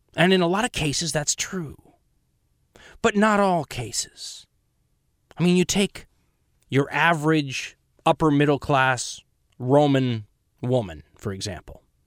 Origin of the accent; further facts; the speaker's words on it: United States; I'm an American.